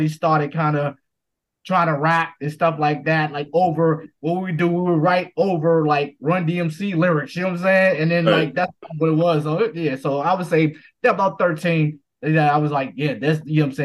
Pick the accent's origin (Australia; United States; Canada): United States; Washington, District of Columbia; D.C. Born and raised in D.C.